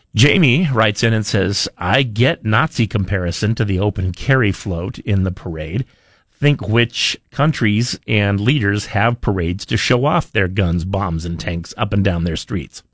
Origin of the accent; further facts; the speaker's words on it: Idaho, United States; I grew up in Idaho